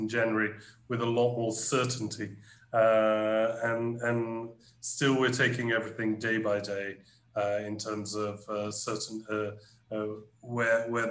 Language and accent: English; United Kingdom; now in Brazil; my home country, the UK